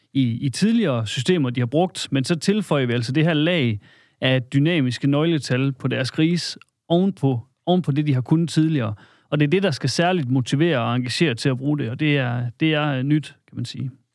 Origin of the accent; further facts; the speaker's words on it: Salling, Central Denmark Region, Denmark; oprindeligt kommer jeg øh, op fra Salling